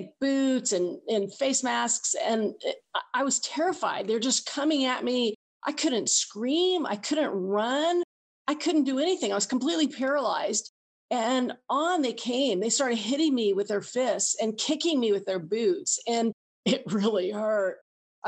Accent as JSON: {"language": "English", "region": "Kansas", "country": "United States", "said": "I'm from Kansas, which is right in the middle of the country."}